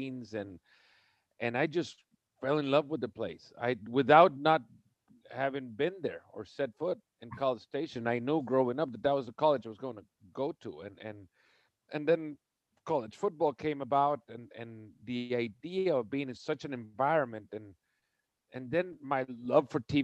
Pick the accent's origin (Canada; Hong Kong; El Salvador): El Salvador; moved away as an adult; also born or lived in Texas; So I was born in El Salvador, and I grew up in El Salvador, went to high school in El Salvador